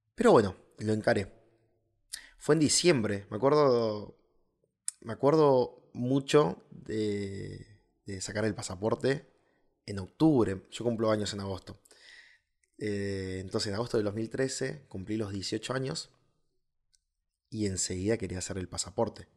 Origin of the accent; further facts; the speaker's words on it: Río Gallegos, Santa Cruz, Argentina; soy del sur de Argentina